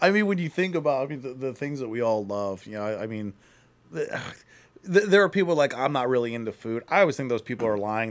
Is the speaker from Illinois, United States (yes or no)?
no; Akron, Ohio, United States; I'm from Akron, so I, I remember living, uh, in Akron